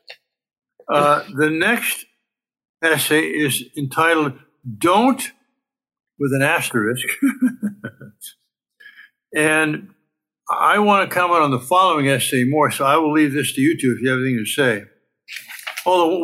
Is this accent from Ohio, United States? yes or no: no; California, United States; also born or lived in France; as a Californian by birth and by most of my life